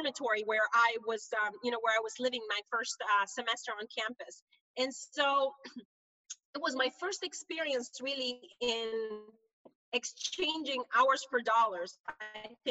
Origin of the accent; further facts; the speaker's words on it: Honduras; moved away as an adult; now in United States; I'm originally from Honduras, Central America. I'm a first generation immigrant into the US. And I came here in 1995